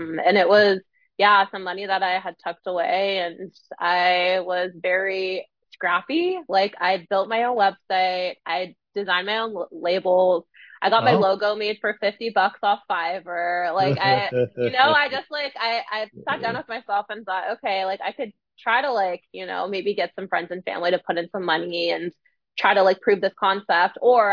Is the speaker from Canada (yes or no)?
yes; Canada; moved away as an adult; now in Ottawa, Canada; grew up in a very small town and there isn't really a whole lot of resources there to start a food business